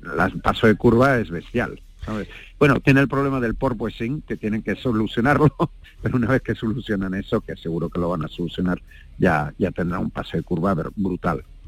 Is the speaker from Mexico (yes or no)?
no; Spain; somos españoles